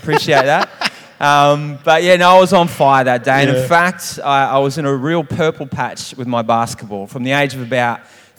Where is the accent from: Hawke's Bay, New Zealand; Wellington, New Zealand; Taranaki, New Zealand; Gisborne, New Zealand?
Wellington, New Zealand; Wainuiomata; I was born in Wellington, New Zealand in October 1976.